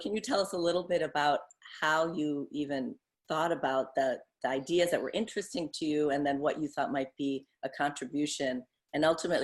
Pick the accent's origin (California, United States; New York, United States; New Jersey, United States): New York, United States; Syracuse; I grew up in Syracuse, New York.